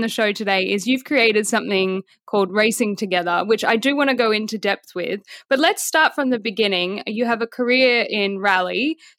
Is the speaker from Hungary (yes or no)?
no; Australia; moved away as an adult; my home country of Australia